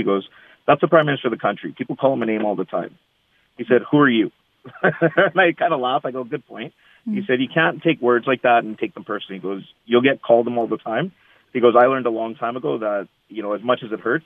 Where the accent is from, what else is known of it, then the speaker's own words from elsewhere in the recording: Canada; I'm born and raised, I'm Canadian, I'm as Canadian as they come.